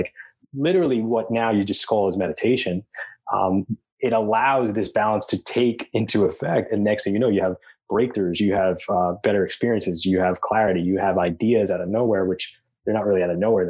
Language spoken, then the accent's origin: English; Long Island, New York, United States; I grew up in Long Island, going to the beach all the time